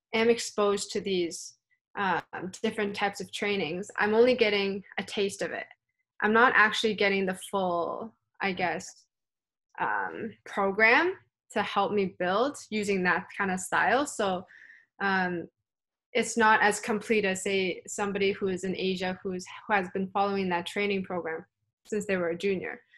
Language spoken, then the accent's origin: English; Canada; also born or lived in Hong Kong; growing up in Canada